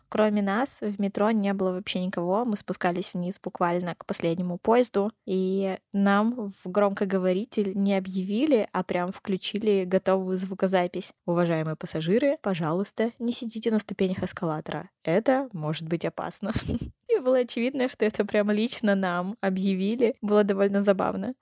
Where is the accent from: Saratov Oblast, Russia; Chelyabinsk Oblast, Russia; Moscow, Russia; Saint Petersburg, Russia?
Chelyabinsk Oblast, Russia; Verkhny Ufaley; из Верхнего Уфалея, это маленький город э, в Челябинской области